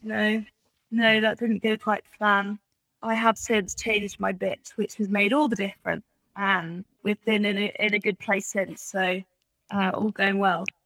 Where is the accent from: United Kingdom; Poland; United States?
United Kingdom; England; also born or lived in Australia; all of my family are English, uh, so we came back over here mainly for that reason.